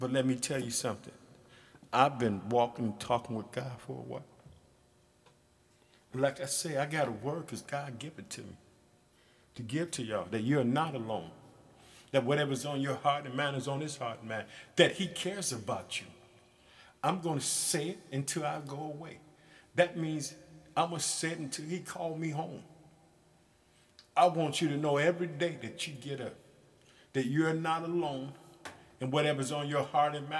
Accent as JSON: {"language": "English", "region": "Illinois", "country": "United States", "said": "my home state of Illinois"}